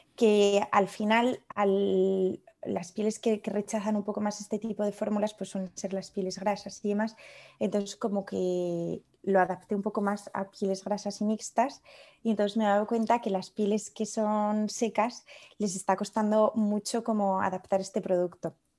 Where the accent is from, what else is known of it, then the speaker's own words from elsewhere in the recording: León, Castile and León, Spain; also born or lived in Paris / Madrid / Padua; now in Lyon, France; yo soy de León, que es una ciudad un poco más pequeña